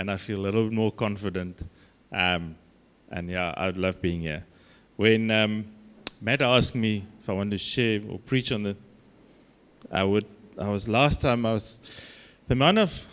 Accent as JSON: {"language": "English", "country": "South Africa", "accent": "Afrikaans", "said": "my Afrikaans accent"}